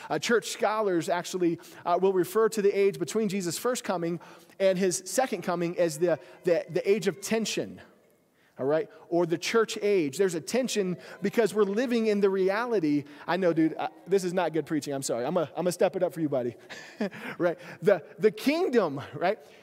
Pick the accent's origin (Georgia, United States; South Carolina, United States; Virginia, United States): South Carolina, United States; moved away; growing up, I had this, this, uh, ditch bank down in our house in South Carolina